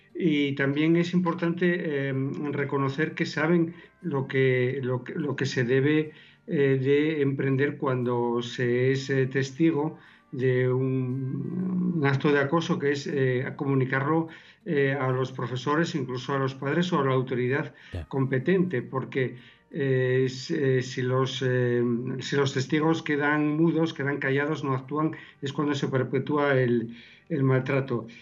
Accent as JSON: {"language": "Spanish", "town": "Lugones", "region": "Asturias", "country": "Spain", "tie": "born or raised there", "said": "soy de Lugones"}